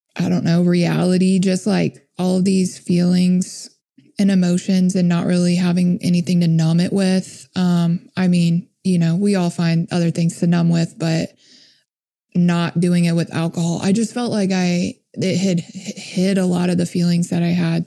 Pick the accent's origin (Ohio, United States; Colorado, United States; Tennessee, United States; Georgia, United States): Tennessee, United States; Memphis; my hometown in Memphis